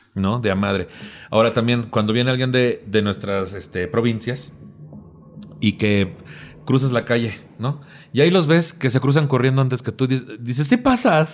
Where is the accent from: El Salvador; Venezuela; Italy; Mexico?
Mexico; Tampico, Tamaulipas; also born or lived in Cuernavaca / Cancún; now in Mexico City, Mexico; Yo nací en Tampico, me fui a Cuernavaca y luego me fui a vivir a Cancún un tiempo.